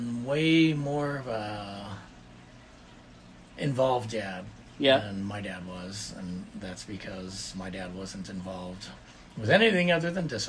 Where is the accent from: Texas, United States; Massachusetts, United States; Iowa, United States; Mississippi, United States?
Texas, United States; I'm …. Let's see, I guess born in Texas, born and raised in Texas.